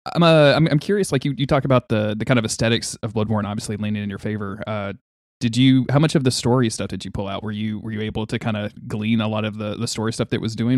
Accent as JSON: {"language": "English", "region": "Louisiana", "country": "United States", "said": "I'm from Louisiana. That, that's where I am right now"}